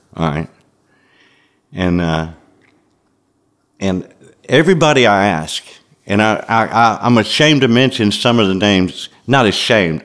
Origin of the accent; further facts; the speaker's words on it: Memphis, Tennessee, United States; growing up in Memphis in the 50s and 60s